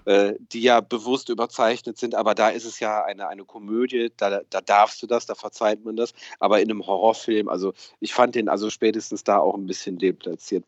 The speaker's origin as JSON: {"language": "German", "region": "Rhineland", "country": "Germany", "tie": "born or raised there", "said": "wo ich aufgewachsen bin, äh, im, im, Rheinland"}